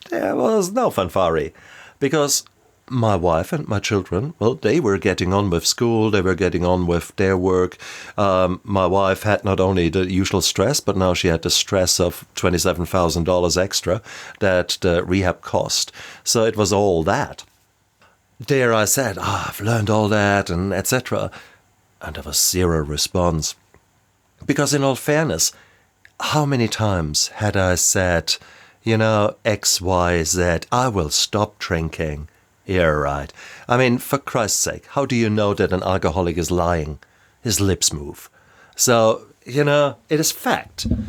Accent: Germany; moved away as an adult; now in New Zealand; I am a German and lived around the world and now settled down with my beautiful family here in the even more beautiful New Zealand

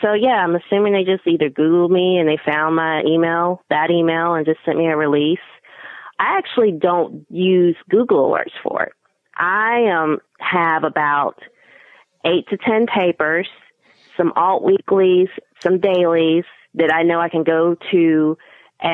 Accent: North Carolina, United States; being African American, being North Carolinian

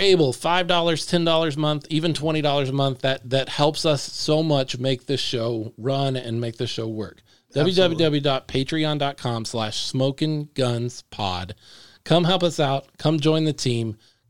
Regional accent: Dallas–Fort Worth Metroplex, Texas, United States; I'm from the Metroplex.

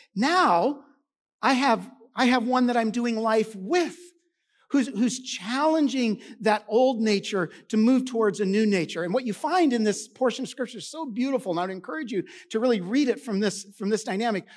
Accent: Washington, United States; also born or lived in Arizona; now in Texas, United States; I grew up in Washington where we boated all the time

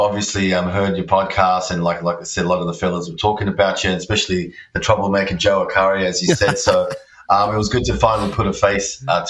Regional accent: Australia; also born or lived in Pančevo, Serbia; I was born in Serbia, in a place called Pančevo. It's like near Belgrade, which is the main city there. It was Yugoslavia when I was born there, and now it's just Serbia. So, I was born there. My parents migrated to Australia when I was one.

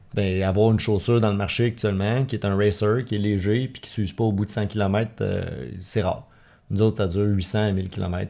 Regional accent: Laval, Quebec, Canada; now in Montreal, Canada; je viens de Laval, je suis né à Laval, puis euh, maintenant je vis à Montréal

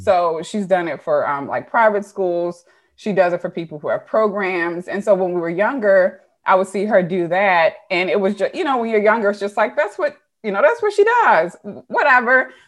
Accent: Baltimore, Maryland, United States; moved away as an adult; also born or lived in Woodlawn, Maryland / New Jersey; I am originally from Baltimore. Um, I was born in Mercy

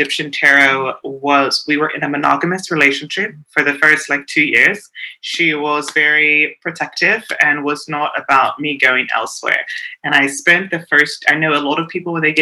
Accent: South Africa; me being a woman of color, being South African, I'm very tied and connected to my roots

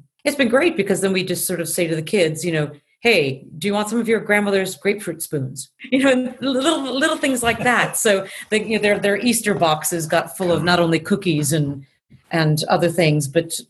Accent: Tokyo, Japan; also born or lived in Chicago; I mean, I grew up in Tokyo, so there's a source to that in my own personal being, besides being a very Midwest Chicago girl.

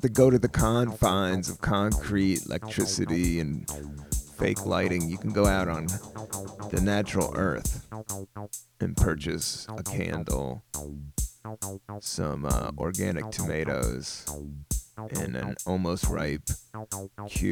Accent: United States; I love being an American

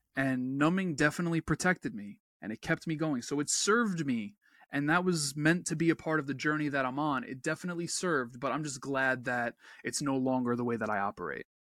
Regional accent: New York, United States; I'm a New Yorker

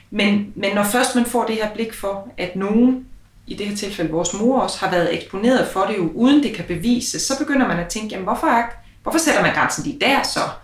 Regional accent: Aalborg, North Denmark Region, Denmark; vi jo begge to født og opvokset i Aalborg

